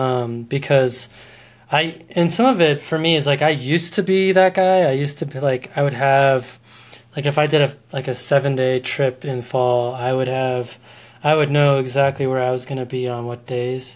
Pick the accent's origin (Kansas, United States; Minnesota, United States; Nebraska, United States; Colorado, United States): Colorado, United States; we're both from Colorado, so like we don't deal with tide much